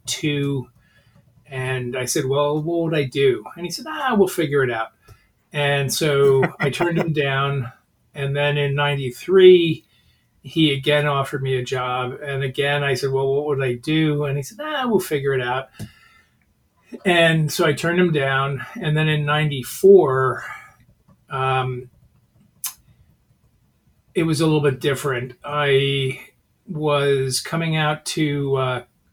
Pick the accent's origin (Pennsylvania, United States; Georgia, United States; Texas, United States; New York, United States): New York, United States; moved away as an adult; I'm a New Yorker